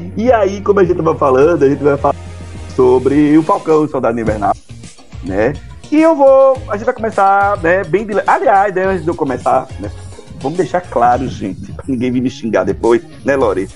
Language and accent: Portuguese; Ceará, Brazil; Sou de, do Ceará